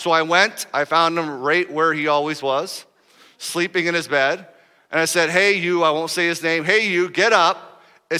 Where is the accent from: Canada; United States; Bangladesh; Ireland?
United States; we're from America